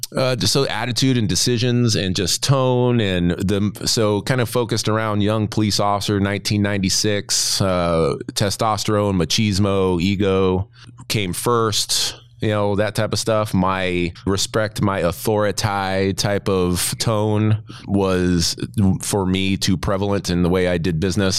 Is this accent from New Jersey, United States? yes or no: yes; New Jersey, United States; I'm from Jersey